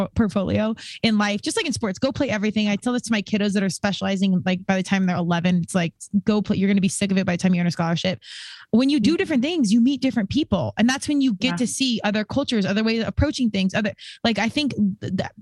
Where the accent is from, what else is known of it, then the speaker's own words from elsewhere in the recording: Colorado, United States; moved away as an adult; I was from Colorado